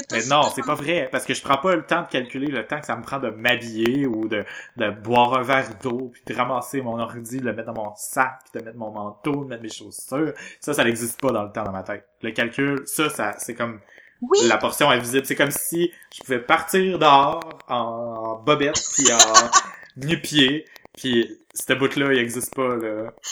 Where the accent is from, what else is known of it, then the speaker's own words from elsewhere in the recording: Quebec, Canada; on est québécois